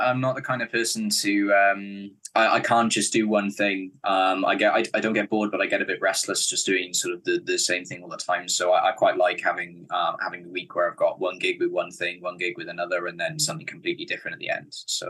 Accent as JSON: {"language": "English", "town": "Cardiff", "region": "Wales", "country": "United Kingdom", "tie": "born or raised there", "said": "Yeah, I was born in Cardiff. I've been here my whole life, and I think plan to stay here."}